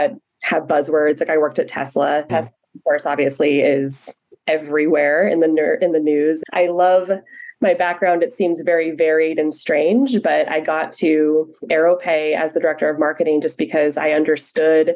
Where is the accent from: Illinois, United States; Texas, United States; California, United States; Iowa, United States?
California, United States; Humboldt County; I am from Humboldt County. And if you are not familiar with Humboldt County, it is the mecca of the weed industry.